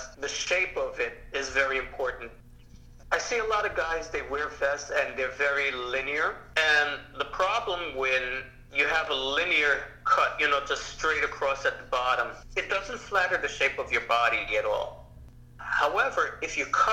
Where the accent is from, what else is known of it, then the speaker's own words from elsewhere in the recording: Jamaica; in the Caribbean, well, Jamaica particularly, where I'm from, we put curry on everything